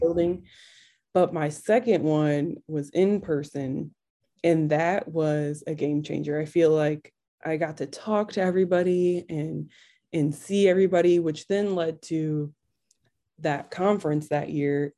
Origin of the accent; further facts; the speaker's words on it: Albion, Michigan, United States; also born or lived in Kalamazoo, Michigan / Indianapolis; I grew up in Albion, Michigan.